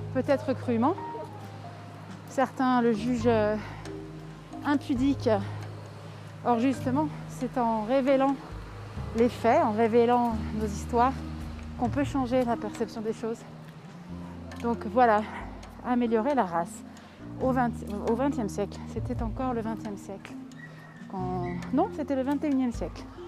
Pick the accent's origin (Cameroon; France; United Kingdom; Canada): France; now in Mexico; je suis française